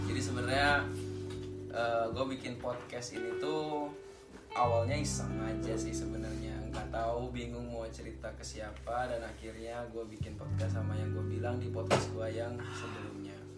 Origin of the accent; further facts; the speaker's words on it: Kalimantan, Indonesia; also born or lived in Bandung; now in Germany; asal dari Kalimantan kuliah lama di Bandung nggak lama banget tapi staynya lama di Bandung terus lanjut ke Jerman ambil Ausbildung